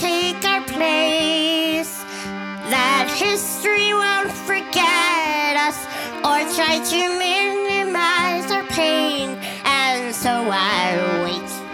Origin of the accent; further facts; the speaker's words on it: Duluth, Minnesota, United States; I'm from Duluth, Minnesota, up there